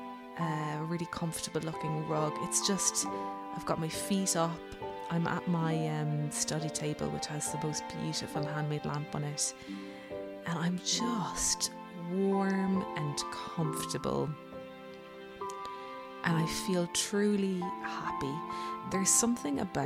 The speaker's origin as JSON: {"language": "English", "town": "Cork", "region": "Munster", "country": "Ireland", "tie": "born or raised there", "moved": "yes", "lives_now": "Westport, Ireland", "said": "growing up in Cork"}